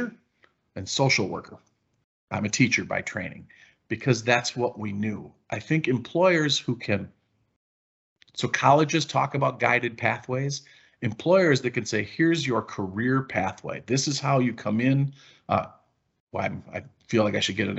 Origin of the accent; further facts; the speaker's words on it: Wisconsin, United States; I'm from Wisconsin